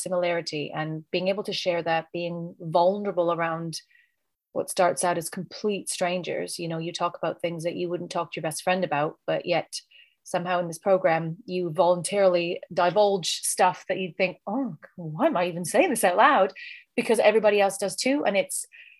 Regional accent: Canada; now in United Kingdom; living in the UK, but I'm originally from Canada.

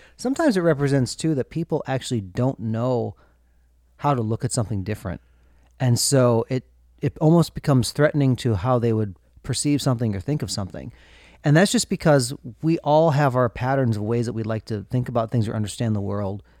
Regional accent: Minnesota, United States; growing up in Minnesota

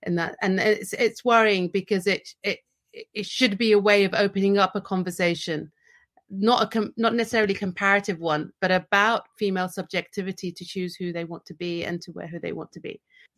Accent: United Kingdom; I can just talk from my own positionality as a British Muslim and as a Bahraini citizen.

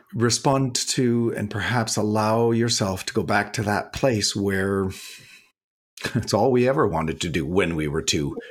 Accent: Canada; As a Canadian

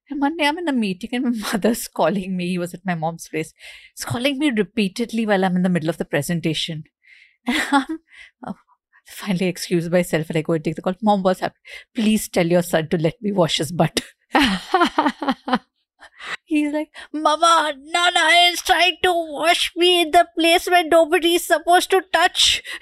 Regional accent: Mumbai, Maharashtra, India; We moved from Bandra to Goregaon. My school was in Bandra. I, we lived in Goregaon

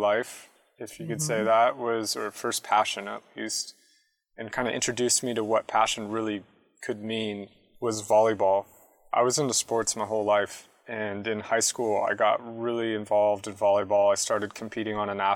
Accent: San Jose, California, United States; moved away as an adult; also born or lived in San Diego; San Jose, actually, originally. So I grew up in the Bay Area. I moved down to San Diego for college later.

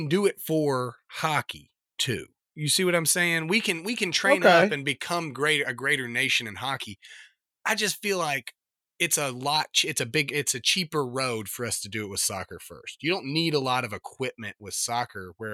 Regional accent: United States; as an American

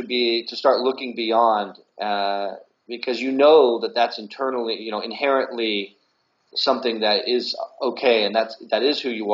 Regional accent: Blue Springs, Missouri, United States; Yeah, so growing up in Blue Springs was great.

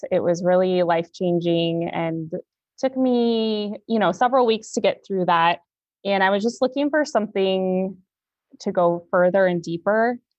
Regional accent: Oregon, United States; I am from Oregon. I live in Salem, Oregon. I'm a teacher. I'm a single mom.

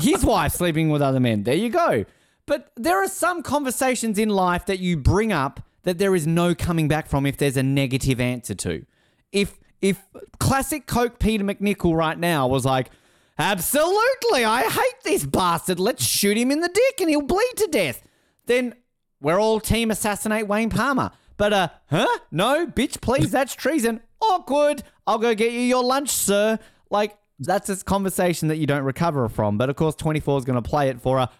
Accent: Australia; I'm Australian

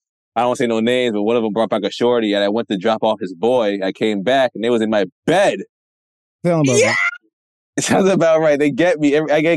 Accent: Westchester, New York, United States; we all from the Westchester area

